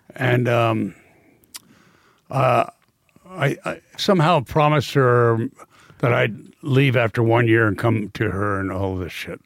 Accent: New York, United States; I am a New Yorker

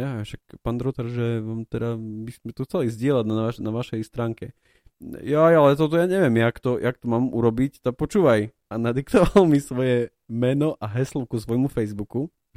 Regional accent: Prešov, Prešov Region, Slovakia; tá téma jedla u nás v Prešove veľmi silno rezonuje

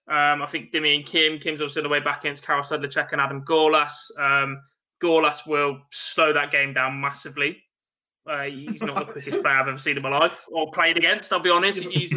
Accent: England, United Kingdom; Obviously, I'm English.

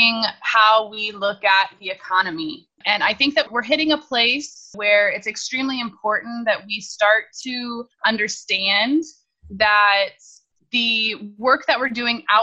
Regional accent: Indianapolis, Indiana, United States; I was born in Indianapolis, Indiana, in the Midwest, in the United States, to a wonderful, loving family.

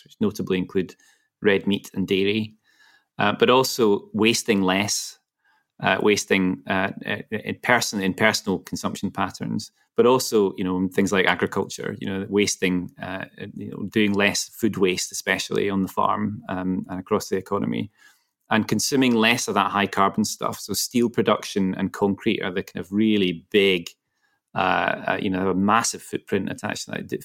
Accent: Glasgow, Scotland, United Kingdom; my hometown of Glasgow

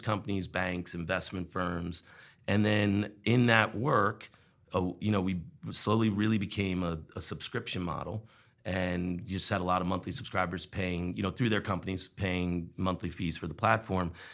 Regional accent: Long Island, New York, United States; born or raised there; moved away as an adult; also born or lived in Wilmington, Vermont; now in Vermont, United States

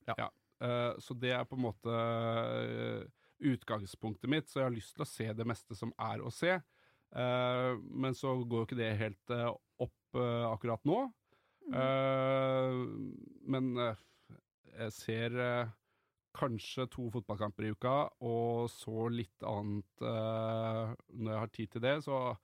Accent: Drammen, Buskerud, Norway; jeg er fra Drammen

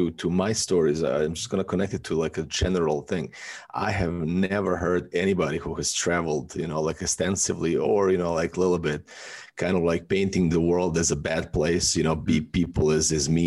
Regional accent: Serbia; moved away as an adult; also born or lived in Athens, Greece; now in Bali, Indonesia; I was born in Yugoslavia

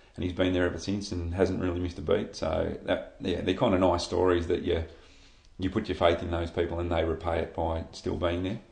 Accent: Shepparton, Victoria, Australia; moved away as an adult; now in Echuca, Australia; growing up in Shep, I was a swimmer.

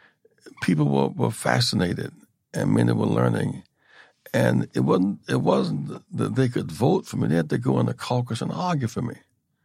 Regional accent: South Carolina, United States; I grew up in South Carolina

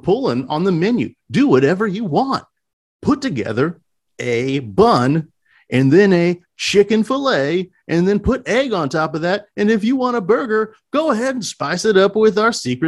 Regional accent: United States; I'm an American too

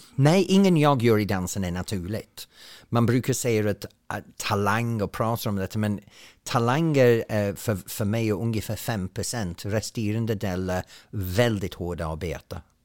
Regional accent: Ainsworth, North West England, United Kingdom; Swedish is a second language; now in Sweden; Det är en liten by som ligger ungefär en timme norr om Manchester uh, i Lancashire mellan två stora industriella städer men ändå så är det på landet. Och så växte jag upp

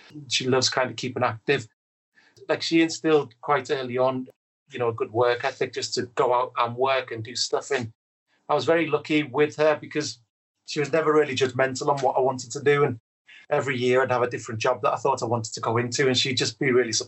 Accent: Liverpool, North West England, United Kingdom; moved away; I was quite lucky where I grew up in Liverpool 8 in Toxteth

